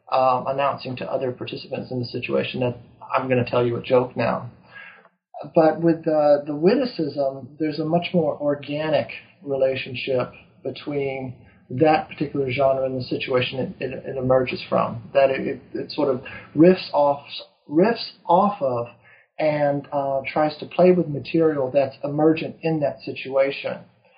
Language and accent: English; East Coast, United States; also born or lived in Texas; I grew up on the East Coast, lived in Texas for a number of years